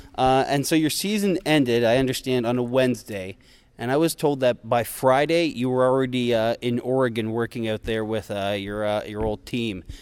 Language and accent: English; Fredericton, New Brunswick, Canada; my hometown of the flooded Fredericton, New Brunswick